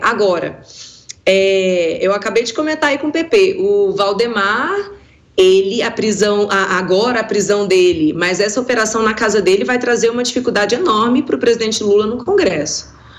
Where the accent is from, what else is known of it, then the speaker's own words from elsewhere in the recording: Brazil; como brasileiro